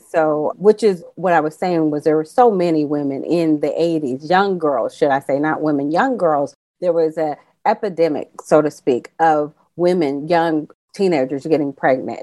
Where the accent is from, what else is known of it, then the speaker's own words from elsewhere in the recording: California, United States; I'm from California